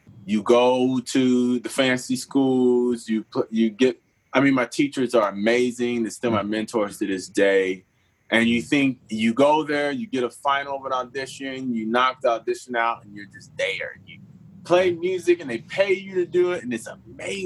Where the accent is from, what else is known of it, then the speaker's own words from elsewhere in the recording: Pensacola, Florida, United States; moved away as an adult; also born or lived in Cleveland / New York / Los Angeles / Houston; now in Nashville, United States; I'm from Pensacola, Florida. I'm the youngest of six kids. A preacher's kid. Started out there